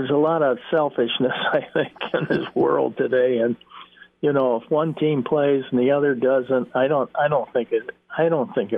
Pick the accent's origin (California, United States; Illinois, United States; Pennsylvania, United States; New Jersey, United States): Illinois, United States; Chicago; that's my hometown